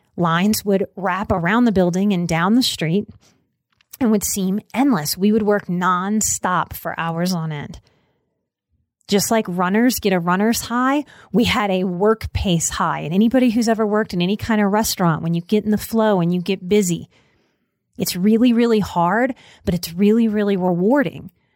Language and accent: English; Southern Louisiana, United States; I grew up in Southern Louisiana in the nineties